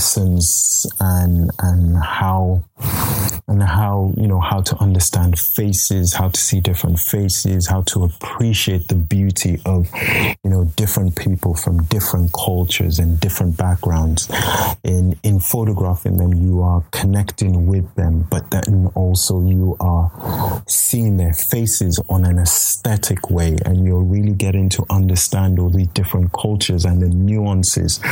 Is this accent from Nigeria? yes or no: yes; Nigeria; now in United Kingdom; a Nigerian living in the UK, as a man.